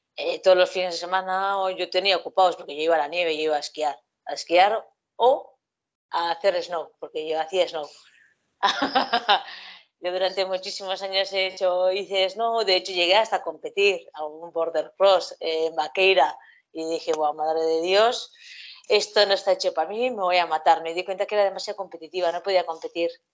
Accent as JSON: {"language": "Spanish", "region": "Basque Country", "country": "Spain", "tie": "born or raised there", "said": "yo soy de un pueblo pequeño y aquí pues callejeábamos muchísimo y bueno, pues a mí mis padres lo que sí me han enseñado es ir al monte ir de los domingos al monte, como vascos que somos"}